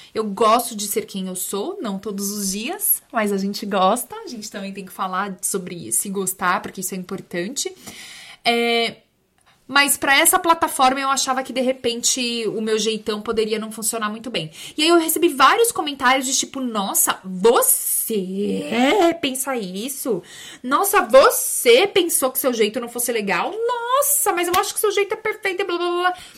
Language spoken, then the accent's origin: Portuguese; São Bernardo do Campo, São Paulo, Brazil; eu sou de São Berlondres